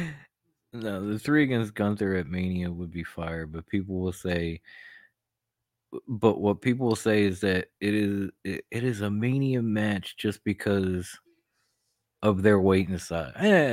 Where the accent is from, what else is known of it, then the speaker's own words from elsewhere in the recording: Philadelphia, Pennsylvania, United States; I'm from Philly, the home of the underdog, man.